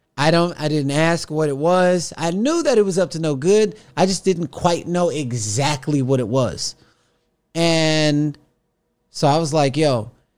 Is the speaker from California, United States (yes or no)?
yes; Los Angeles, California, United States; I was like, yo, man, I'm from Los Angeles.